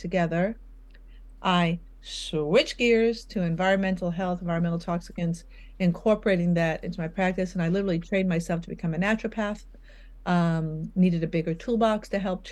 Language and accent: English; New York, United States; I'm from New York